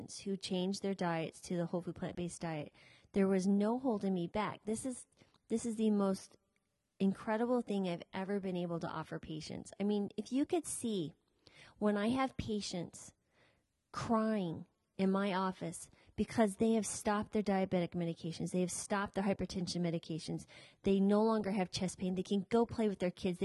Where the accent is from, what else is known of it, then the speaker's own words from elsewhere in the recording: United States; we are American citizens